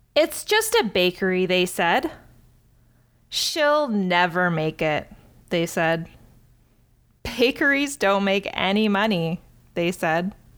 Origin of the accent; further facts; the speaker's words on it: Cambridge, Ontario, Canada; my hometown of Cambridge, Ontario